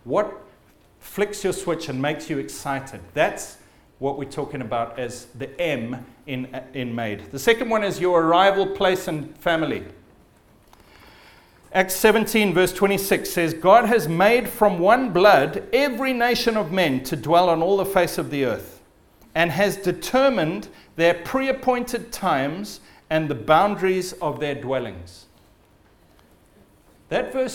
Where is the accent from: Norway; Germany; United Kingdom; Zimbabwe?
Zimbabwe; I'm of Scottish descent, but I was born in Zimbabwe